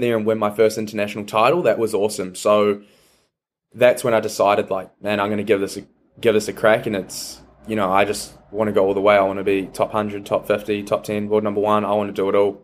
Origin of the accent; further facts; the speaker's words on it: Taranaki, New Zealand; also born or lived in New Plymouth; grew up in Taranaki and I just feel everything I know is Taranaki and New Zealand